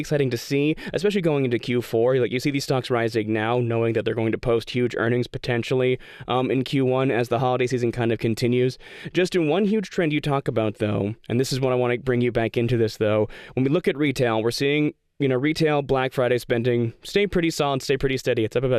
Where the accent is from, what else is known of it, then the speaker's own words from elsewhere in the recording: Western Australia, Australia; We're from Western Australia, which is never been the cool part of Australia until right now.